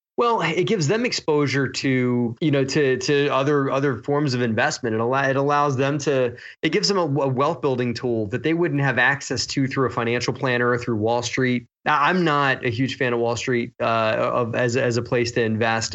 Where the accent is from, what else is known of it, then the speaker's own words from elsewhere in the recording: Baltimore, Maryland, United States; I grew up in Baltimore